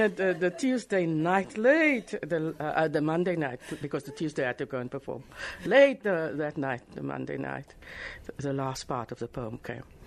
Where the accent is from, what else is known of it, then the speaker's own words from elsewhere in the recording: Worcester, Western Cape, South Africa; moved away as an adult; I was born in Worcester and matriculated in 1972, came to Cape Town